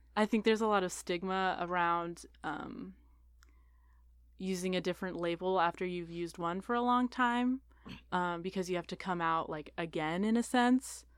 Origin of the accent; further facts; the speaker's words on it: Portland, Oregon, United States; moved away; I grew up in Portland, Oregon